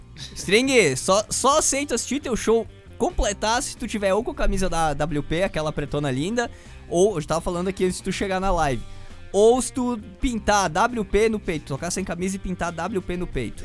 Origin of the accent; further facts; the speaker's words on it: Brazil; sou brasileiro